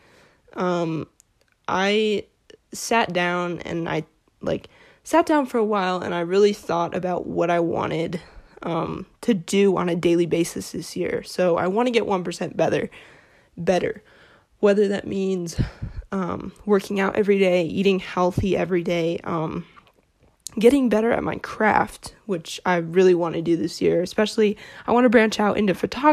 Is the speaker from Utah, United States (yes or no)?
no; Phoenix, Arizona, United States; I'm a sophomore from Phoenix, Arizona